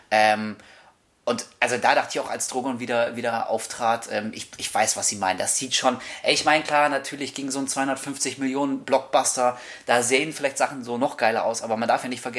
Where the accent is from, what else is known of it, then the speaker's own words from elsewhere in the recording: Hamburg, Germany; Wir kommen aus Hamburg.